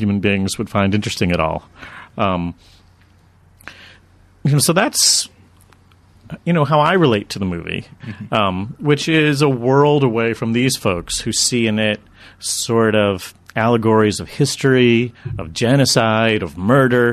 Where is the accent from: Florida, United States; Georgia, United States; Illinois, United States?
Florida, United States; moved away as an adult; also born or lived in Massachusetts; now in Los Angeles, United States; born in Massachusetts, raised in Florida